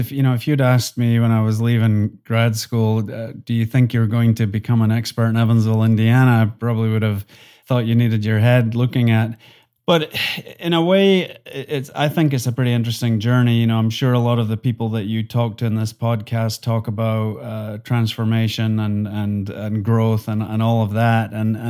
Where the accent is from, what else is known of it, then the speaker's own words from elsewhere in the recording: Scotland, United Kingdom; accent: Highland and Lowland Scottish; my accent is a mixture of Highland Scottish and Lowland Scottish, which ends up being pretty similar to a Northern Irish accent.